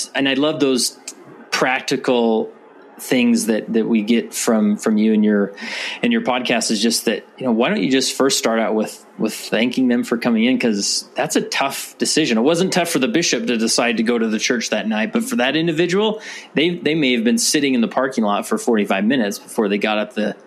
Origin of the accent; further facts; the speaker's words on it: West Valley City, Utah, United States; So I was born and raised in Utah, particularly in West Valley City, Utah, which is just west of Salt Lake City.